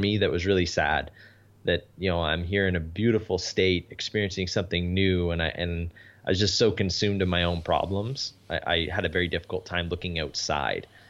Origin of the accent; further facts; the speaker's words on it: Canada; I'm Canadian